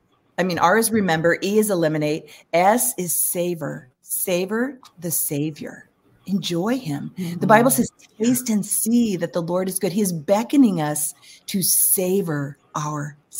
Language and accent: English; California, United States; I'm from California.